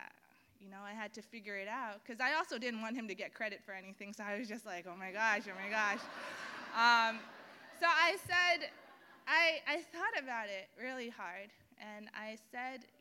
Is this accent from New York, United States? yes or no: yes; New York City, New York, United States; I was born and raised right here in Bay Ridge, Brooklyn